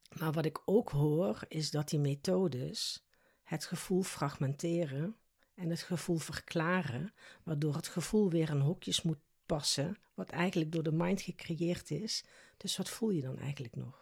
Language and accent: Dutch; South Limburg, Netherlands; accent: soft G; moved away as an adult; now in The Hague, Netherlands; Dit lichaam is in Limburg geboren, zo moet ik het eigenlijk zeggen. In Zuid-Limburg, dus ik heb ook een zachte G.